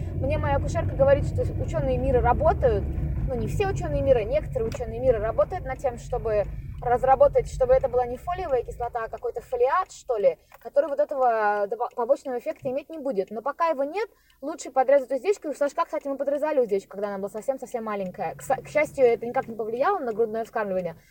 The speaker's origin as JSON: {"language": "Russian", "town": "Khabarovsk", "region": "Khabarovsk Krai", "country": "Russia", "tie": "born or raised there", "moved": "yes", "said": "я выросла в Хабаровске."}